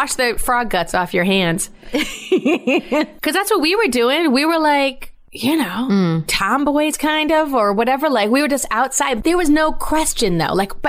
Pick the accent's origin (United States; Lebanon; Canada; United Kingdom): United States; West Greenwich, Rhode Island; I grew up in Rhode Island. I loved it. I loved where I grew up.